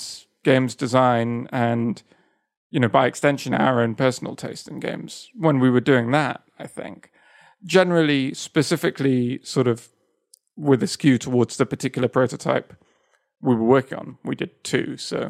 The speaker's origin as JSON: {"language": "English", "region": "south of Spain", "country": "Spain", "tie": "born or raised there", "said": "So, I grew up in Spain, in the south of Spain"}